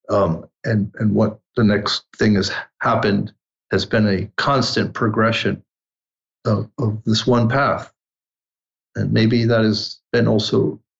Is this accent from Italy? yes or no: yes; Italy; English is a second language; now in United States; I grew up in the Alps in Italy